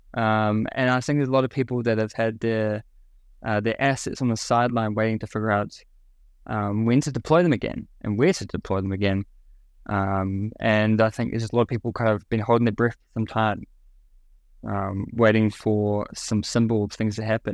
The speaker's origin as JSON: {"language": "English", "country": "New Zealand", "tie": "born or raised there", "moved": "as an adult", "lives_now": "Singapore", "said": "I grew up in New Zealand and kind of my early career in New Zealand"}